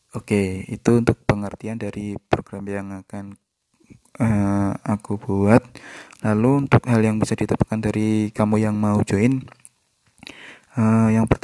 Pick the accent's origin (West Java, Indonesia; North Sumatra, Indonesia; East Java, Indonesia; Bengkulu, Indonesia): East Java, Indonesia; Kediri; now in Surabaya, Indonesia; Uh, eh, aku asal Kediri dan aku lulus dari S1 Teknik Elektro ITS pada tahun 2019 kemarin